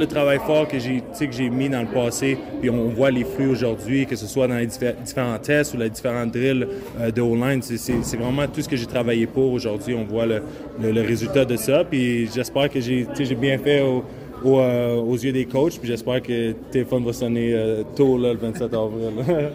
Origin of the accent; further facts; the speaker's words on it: Quebec, Canada; je viens du Québec